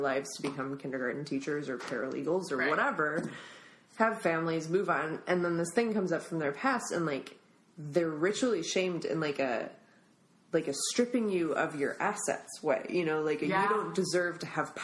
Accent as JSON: {"language": "English", "region": "Minnesota", "country": "United States", "tie": "born or raised there", "moved": "yes", "lives_now": "San Francisco, United States", "said": "my home state of Minnesota"}